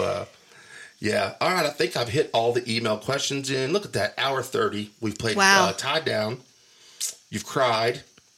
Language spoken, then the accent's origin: English; Wolfforth, Texas, United States; born or raised there